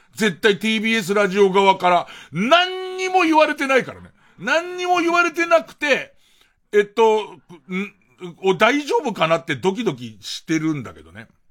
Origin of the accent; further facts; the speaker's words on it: Arakawa, Tokyo, Japan; 東京で生まれて育つと、荒川区の人間っていうのは、割と、中央区とか、まあ港区なんかもちろんそう、千代田区なんか当然そうなんだけど、ど真ん中の江戸の人たちに対しては、ちょっと引け目があって